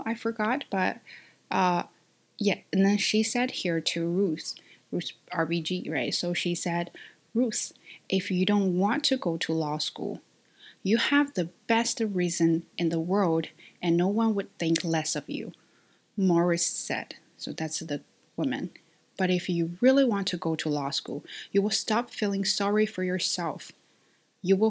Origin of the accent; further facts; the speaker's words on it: China; English is a second language; my identity as a Chinese